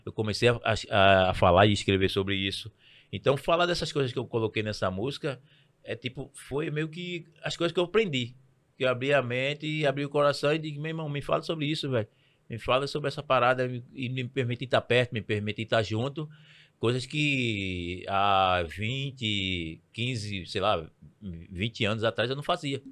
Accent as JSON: {"language": "Portuguese", "town": "Recife", "region": "Pernambuco", "country": "Brazil", "tie": "born or raised there", "said": "eu sou nascido criado no Alto do Pinho"}